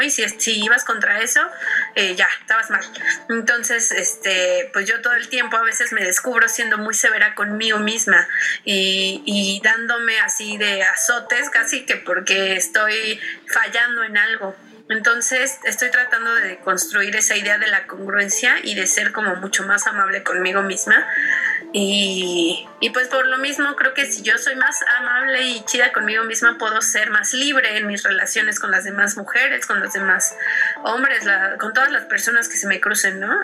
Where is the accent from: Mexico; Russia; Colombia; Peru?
Mexico; also born or lived in Mexico City; soy una mujer mexicana, eh, morena, que vive en las periferias, eh, vive al norte de la Ciudad de México